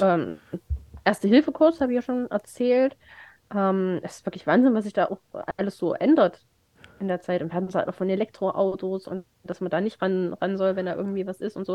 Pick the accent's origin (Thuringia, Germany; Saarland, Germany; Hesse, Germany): Thuringia, Germany; Remschütz; die Kirmes in Remschitz. In, in, meiner, in meinem Heimatdorf